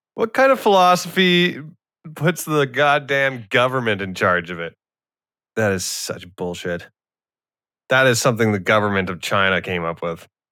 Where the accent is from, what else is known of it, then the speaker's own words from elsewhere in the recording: Canada; I am Canadian.